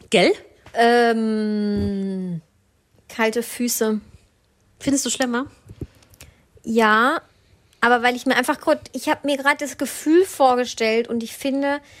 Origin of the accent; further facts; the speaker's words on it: Southern Germany, Germany; Christkind. Bei uns kam immer das Christkind. Ich komme